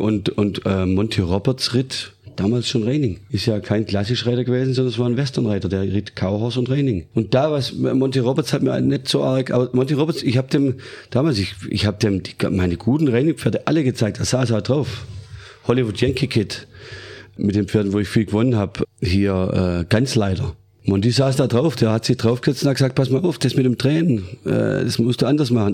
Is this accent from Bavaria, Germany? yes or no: no; Stuttgart, Baden-Württemberg, Germany; Ich bin geboren worden im Krankenhaus in Stuttgart